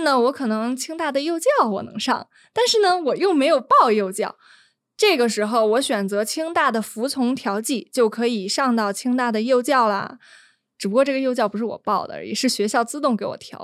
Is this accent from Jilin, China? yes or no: no; Beijing, China; 也因此我们北京人经常被骂的一点